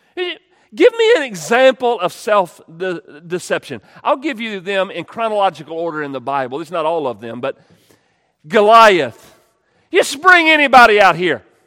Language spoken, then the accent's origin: English; United States; we're American